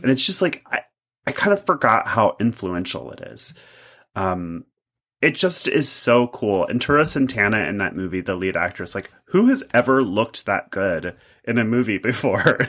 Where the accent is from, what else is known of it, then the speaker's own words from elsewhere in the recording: Kentucky, United States; I'm from Kentucky. I'm a Kentucky boy.